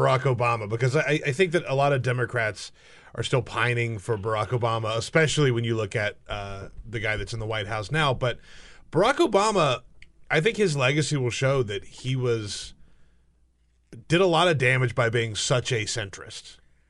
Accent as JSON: {"language": "English", "region": "South Carolina", "country": "United States", "tie": "born or raised there", "lives_now": "Washington, D.C., United States", "said": "Yeah, and there are a couple, man. It's my home state. Yeah."}